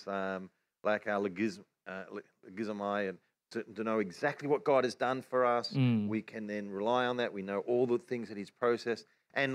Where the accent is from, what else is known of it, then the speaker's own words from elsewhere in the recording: Australia; accent: Australian; our Australian accent